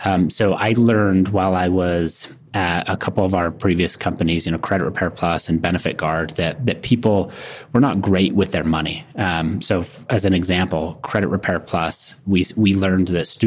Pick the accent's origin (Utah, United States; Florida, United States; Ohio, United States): Utah, United States; I grew up in Utah.